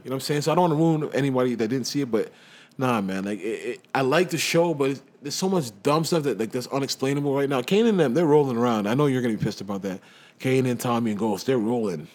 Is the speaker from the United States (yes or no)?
no; England, United Kingdom; I'm from England. I love England